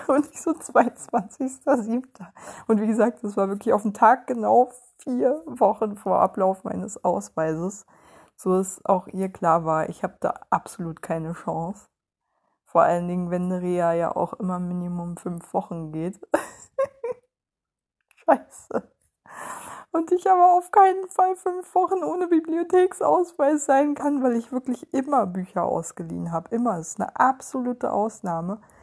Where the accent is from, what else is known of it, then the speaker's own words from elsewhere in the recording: Germany; als Deutsche